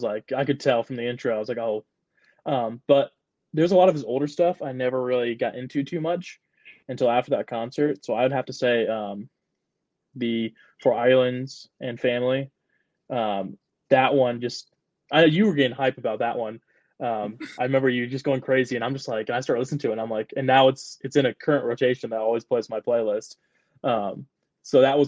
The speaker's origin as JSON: {"language": "English", "town": "Wakarusa", "region": "Indiana", "country": "United States", "tie": "born or raised there", "said": "my hometown, there's Wakarusa, which I count like as my hometown"}